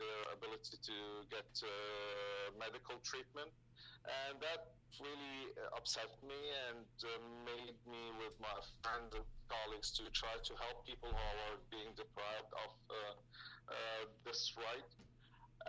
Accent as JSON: {"language": "English", "town": "Aleppo", "region": "Aleppo Governorate", "country": "Syria", "tie": "born or raised there", "moved": "as an adult", "said": "I was born in Aleppo, raised in Aleppo"}